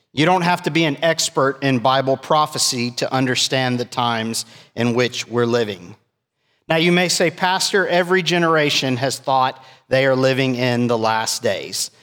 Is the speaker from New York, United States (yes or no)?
no; South Texas, United States; me being biracial growing up in South Texas, I experienced racism.